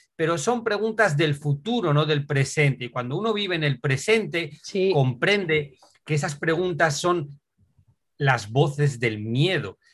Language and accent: Spanish; Asturias, Spain; moved away as an adult; Soy de Asturias